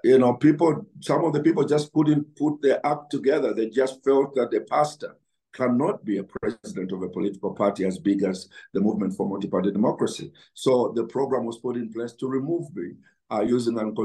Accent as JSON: {"language": "English", "town": "Chinsali", "region": "Muchinga Province", "country": "Zambia", "tie": "born or raised there", "said": "I grew up in Chinsali, where we never, grew up without shoes on my feet"}